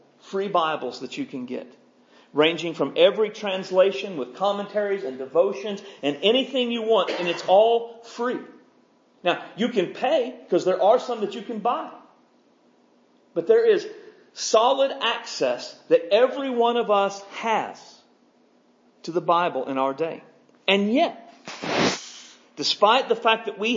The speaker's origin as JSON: {"language": "English", "country": "United States", "said": "us as American Christians"}